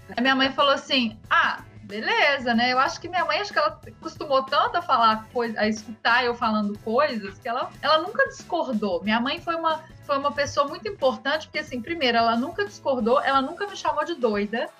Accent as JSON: {"language": "Portuguese", "town": "Belo Horizonte", "region": "Minas Gerais", "country": "Brazil", "also_born_or_lived": "Rio de Janeiro", "moved": "yes", "said": "eu sou de Belo Horizonte"}